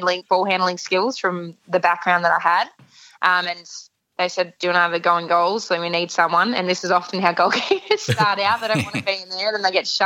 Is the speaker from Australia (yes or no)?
yes; Melbourne, Victoria, Australia; I grew up in Port Melbourne